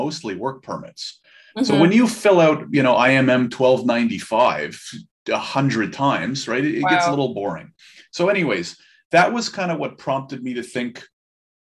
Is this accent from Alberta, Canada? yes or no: no; Ottawa, Ontario, Canada; I'm born and raised in Ottawa